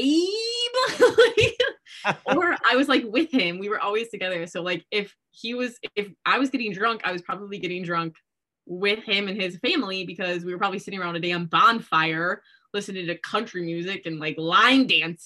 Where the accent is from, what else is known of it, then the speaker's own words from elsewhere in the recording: Midwest, United States; well, we're from the Midwest, you know, what else are you going to do here?